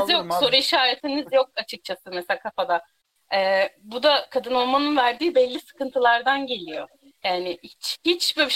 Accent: Eskişehir, Turkey; Ben Eskişehirliyim. Yok yok ben Eskişehirliyim.

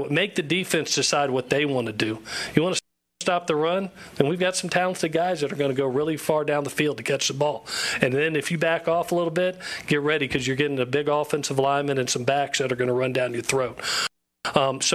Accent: Gainesville, Florida, United States; accent: twang; also born or lived in Los Angeles, California; now in Statesboro, United States; you can tell by my twang, I'm not originally from California. I was born in Gainesville, Florida

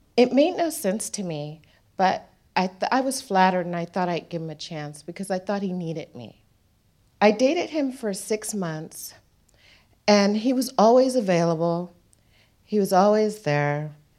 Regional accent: United States; moved away as an adult; now in Darwin, Australia; So, I go back to the United States

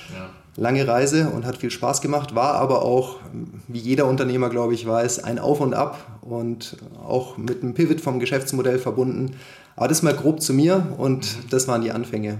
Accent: Konstanz, Baden-Württemberg, Germany; moved away as an adult; also born or lived in Munich; Ich komme ursprünglich aus Konstanz am Bodensee, bin dort aufgewachsen und dann zum Studieren nach München gezogen

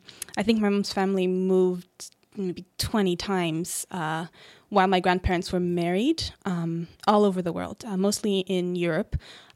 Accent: Montreal, Quebec, Canada; born there; also born or lived in British Columbia / Ontario; Always inside Canada, but I was born in Montreal, then we moved to British Columbia, moved around a bit there, then we came back here to Ontario.

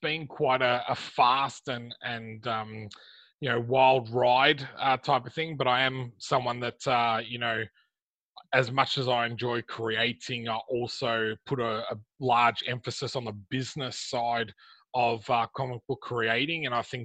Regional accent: Melbourne, Victoria, Australia; I'm from Melbourne, Australia

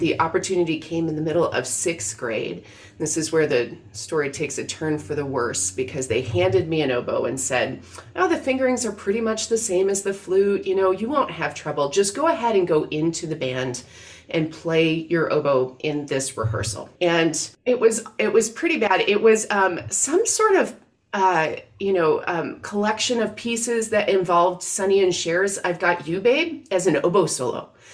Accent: outside of Syracuse, New York, United States; I grew up outside of Syracuse, New York

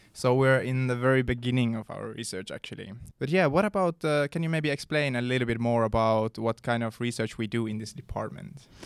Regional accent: Sotkamo area, Kainuu, Finland; English is a second language; now in Umeå, Sweden; in my hometown, there's a place called Sotkamo

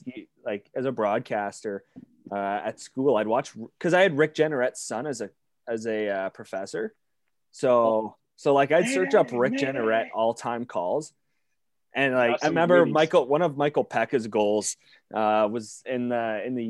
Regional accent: Windsor, Ontario, Canada; I'm from the Windsor area too.

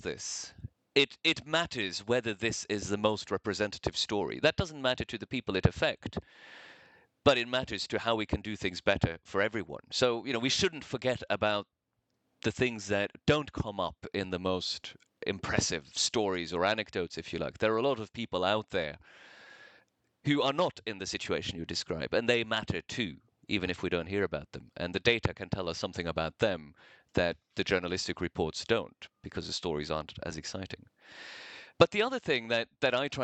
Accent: Norway; moved away as an adult; also born or lived in New York; I grew up in Norway in the 80s.

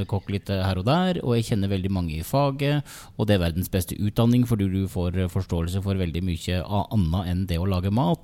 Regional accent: Geilo, Buskerud, Norway; jeg kommer jo fra, fra Geilo

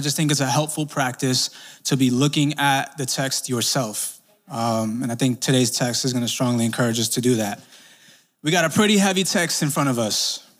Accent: Brooklyn, New York, United States; See, I grew up in Sunset Park, Brooklyn. Shout out to Sunset for everybody here.

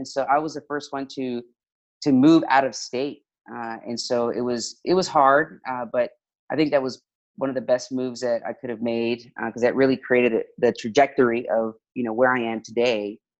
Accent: Dallas, Texas, United States; Well, I'm from Dallas. I was born and raised here in Dallas, and I was actually born and raised the majority of my life in the district that I now represent.

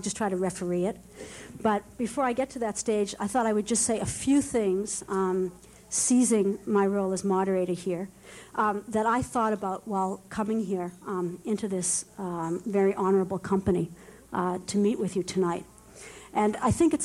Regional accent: Boston, Massachusetts, United States; growing up in Boston

